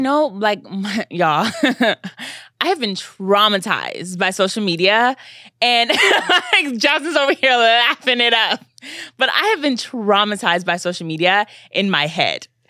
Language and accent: English; Nigeria; I'm Nigerian